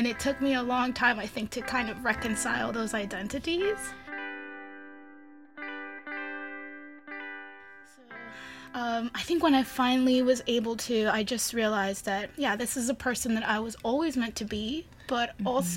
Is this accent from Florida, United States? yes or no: yes; Miami, Florida, United States; moved away as an adult; now in San Francisco, United States; I grew up in Miami, Florida